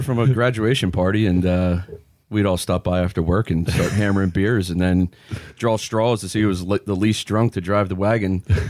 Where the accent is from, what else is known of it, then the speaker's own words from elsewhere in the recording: Pennsylvania, United States; for me and Ian, we grew up in Pennsylvania